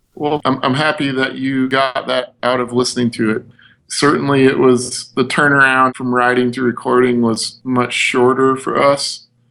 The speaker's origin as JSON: {"language": "English", "region": "Midwest", "country": "United States", "said": "we're from the Midwest"}